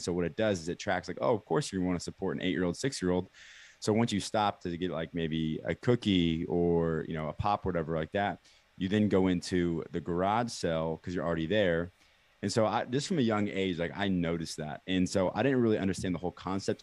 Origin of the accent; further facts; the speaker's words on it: Kansas City, United States; born and raised in Kansas City